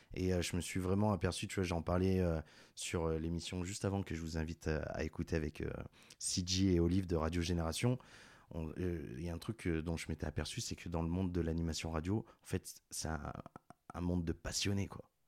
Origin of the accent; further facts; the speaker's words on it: Grenoble, Auvergne-Rhône-Alpes, France; je viens de Grenoble